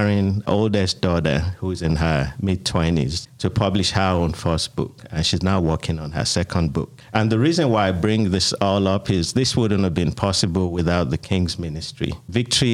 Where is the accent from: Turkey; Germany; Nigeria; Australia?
Nigeria; moved away as an adult; also born or lived in United Kingdom; now in Atlanta, United States; I immigrated from Nigeria, where I was born and raised, to the United Kingdom, and lived in the United Kingdom for 10 years, and then been in Atlanta now 20 years